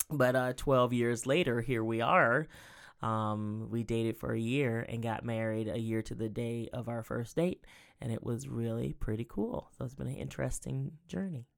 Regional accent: Sylvania, Georgia, United States; now in Columbus, United States; I grew up in Southeast Georgia, a little town called Sylvania, Georgia

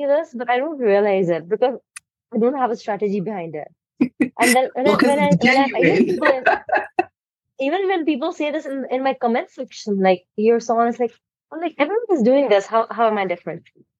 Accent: India; I am from India.

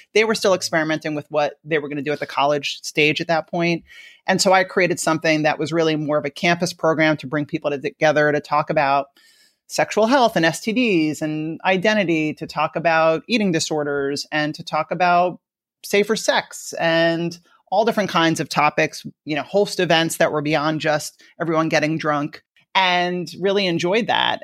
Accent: Long Island, New York, United States; accent: New York; moved away; also born or lived in Washington, D.C. / San Francisco; I grew up in the suburbs of New York in an area called Long Island

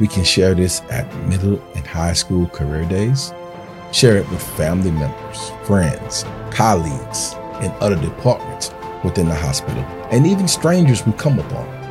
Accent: New Orleans, Louisiana, United States; I'm from New Orleans, Louisiana.

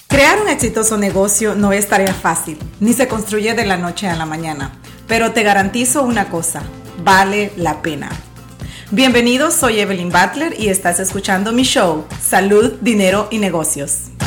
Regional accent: El Salvador; moved away; muchos de nosotros, si no es que la mayoría de personas que emigramos del Salvador, porque yo soy de Salvador

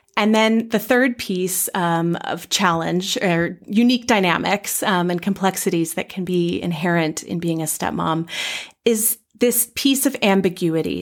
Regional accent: Bay Area, California, United States; moved away as an adult; now in Twin Cities, United States; I'm from the Bay Area in California originally

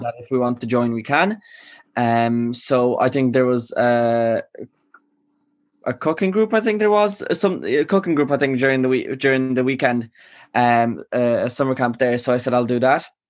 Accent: Galway, Connacht, Ireland; also born or lived in Poland; i wasn't born in ireland i was born in poland mm-hmm. i came here when i was five so i left my community back in poland like you know mm. in mm-hmm. my hometown right. and i moved here to galway

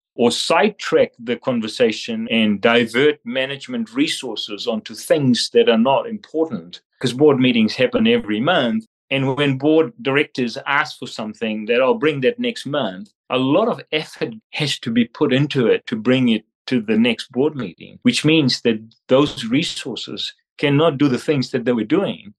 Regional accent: Fiji; moved away as an adult; also born or lived in Australia; now in New Zealand; I am from Fiji

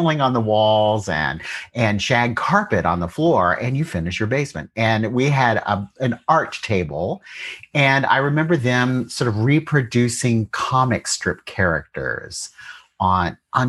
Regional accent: Columbus, Ohio, United States; I grew up in Columbus, Ohio

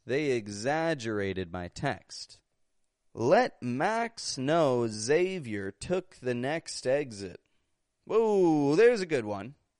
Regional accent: Toronto, Ontario, Canada; I'm from Toronto, Canada

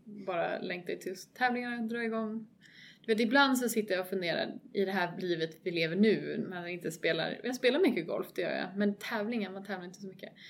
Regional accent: Sweden; som svensk

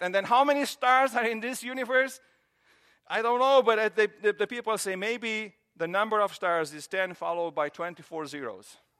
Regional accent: Romania; moved away as an adult; now in United States; I grew up in Romania

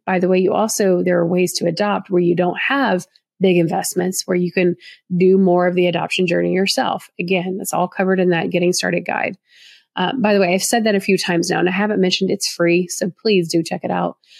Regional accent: the South, Southern United States, United States; accent: Southern; my Southern accent in me.

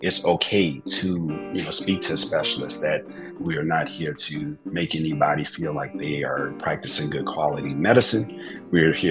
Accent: New Orleans, Louisiana, United States; moved away as an adult; also born or lived in Tennessee / California / Michigan / Texas; now in Shreveport, United States; growing up in New Orleans

